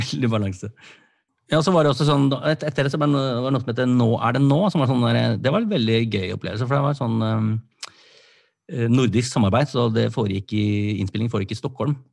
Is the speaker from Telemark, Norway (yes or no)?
no; Sandefjord, Vestfold, Norway; moved away; var jeg hjemme i Sandefjord